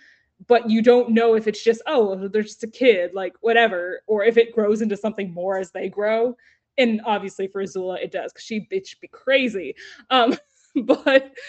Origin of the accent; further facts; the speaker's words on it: Texas, United States; I'm from Texas